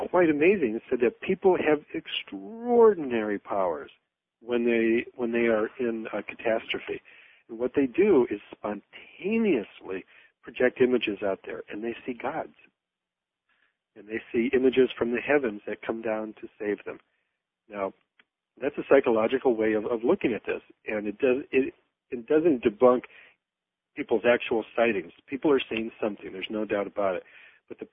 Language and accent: English; Michigan, United States; I was at the drive-in in my hometown